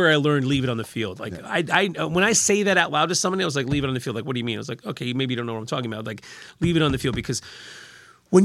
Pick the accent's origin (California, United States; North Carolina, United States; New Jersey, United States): New Jersey, United States; Little Silver; also born or lived in Red Bank; I grew up in Little Silver. We lived there till the early 90s, and family made their way to Red